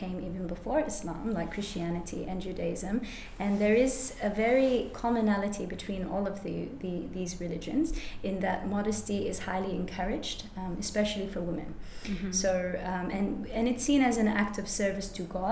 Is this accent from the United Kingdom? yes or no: no; Perth, Western Australia, Australia; also born or lived in United States; I was born in America. My mum was raised Catholic and born in Santa Clara in California to Mexican parents, Mexican background, yeah. My dad is an engineer. And so for that reason, we moved to Perth in 1996. And I was in year two at that time